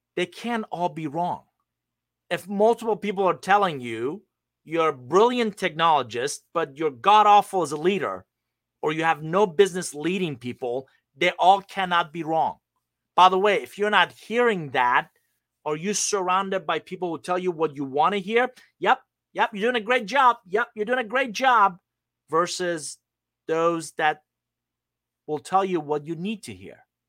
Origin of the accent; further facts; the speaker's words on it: Iran; moved away; I'm originally from Iran